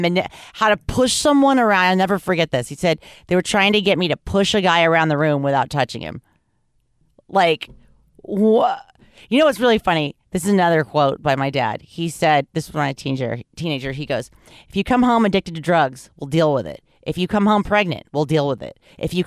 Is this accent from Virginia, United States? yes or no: no; Los Angeles, California, United States; But growing up in Hollywood, you gotta look both ways and whisper if you're even gonna say the word, because there's so many of them.